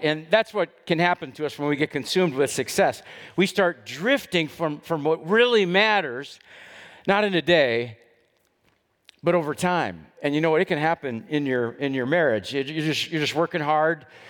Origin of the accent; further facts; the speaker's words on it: Dallas, Texas, United States; I grew up in West Dallas, and when I was a little kid back in the seventies